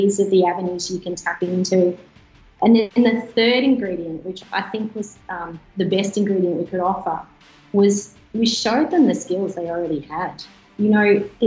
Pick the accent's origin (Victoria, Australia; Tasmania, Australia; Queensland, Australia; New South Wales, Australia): New South Wales, Australia; Albury; So I grew up in Albury. Some may call that Albury Wodonga, but I was definitely on the Albury side of the river. I grew up on a farm